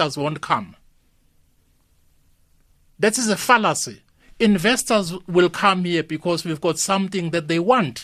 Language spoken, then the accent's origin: English; South Africa; we are a South African